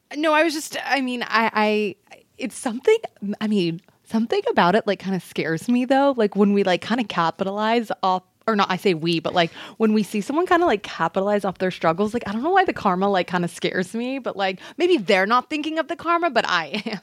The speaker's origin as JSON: {"language": "English", "region": "Texas", "country": "United States", "tie": "born or raised there", "said": "I'm from Texas"}